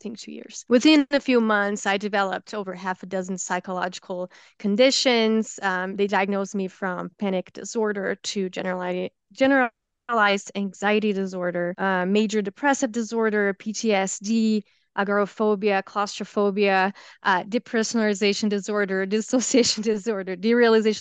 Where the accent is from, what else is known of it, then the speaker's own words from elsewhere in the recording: Brazil; English is a second language; moved away as an adult; also born or lived in United States; now in Salt Lake City, United States; I was born and raised, I lived in Brazil until I was twenty years old, um, when I moved to the United States